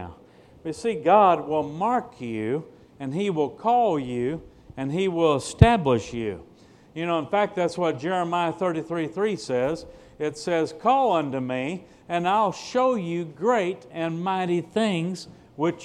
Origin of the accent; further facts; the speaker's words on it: Mid-South, Midwest, United States; moved away; also born or lived in South Florida; I grew up in the Midwest, Mid-South